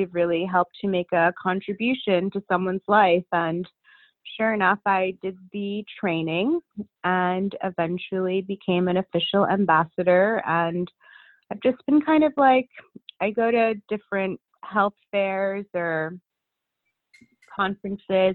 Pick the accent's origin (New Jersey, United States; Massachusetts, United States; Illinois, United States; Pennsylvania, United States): New Jersey, United States; Princeton; now in New York, United States; I was raised in Princeton, New Jersey